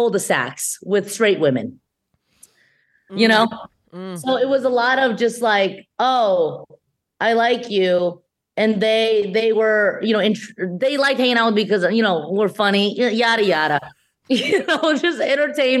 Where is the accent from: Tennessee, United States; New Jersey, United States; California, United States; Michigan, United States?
California, United States; San Gabriel Valley, Los Angeles County; also born or lived in Shanghai, China; I grew up in San Gabriel Valley, which isn't far from, you know, LA proper, still LA right. County.